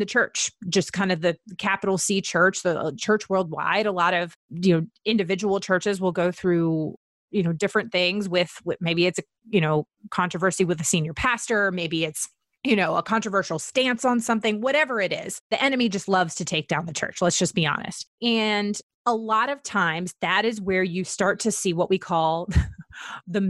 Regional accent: Virginia, United States; I'm from Virginia

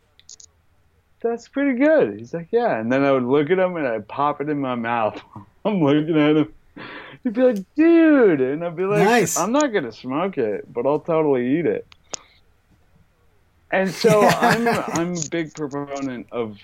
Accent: Boulder, Colorado, United States; moved away; also born or lived in New York; I grew up in Boulder, Colorado

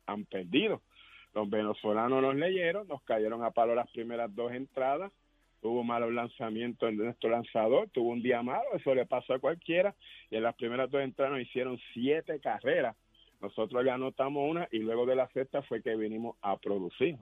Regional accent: Puerto Rico; somos boricuas

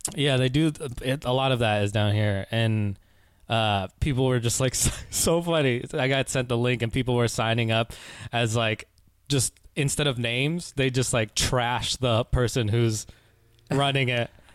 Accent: Oakland, California, United States; also born or lived in Concord, California; I was born and raised in the Bay Area. Uh, born in Oakland, and I spent a lot of time in like Concord, California

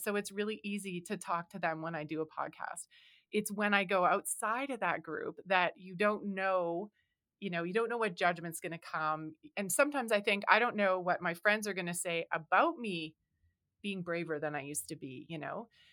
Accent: Canada; because I am from Canada

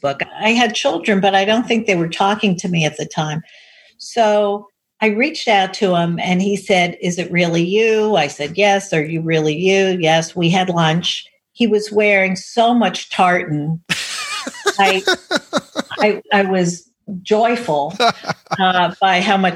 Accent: New York City, New York, United States; I was raised in Manhattan.

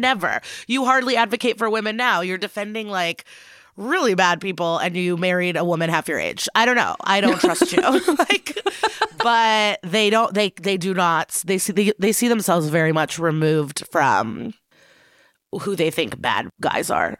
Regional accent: Chicago, Illinois, United States; born or raised there; also born or lived in Odessa, Ukraine / Skokie, Illinois

